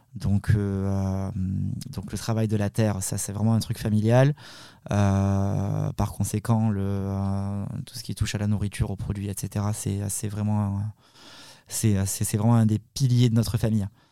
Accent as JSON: {"language": "French", "area": "the South-West", "region": "south-west France", "country": "France", "tie": "born or raised there", "said": "on, est d'origine italienne, mais bon, on, est, on, a grandi dans, enfin, moi je suis né dans le Sud-Ouest"}